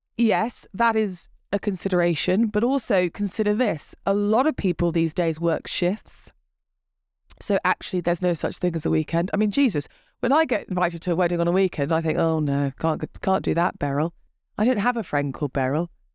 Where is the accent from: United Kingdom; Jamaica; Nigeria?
United Kingdom; England; we're English.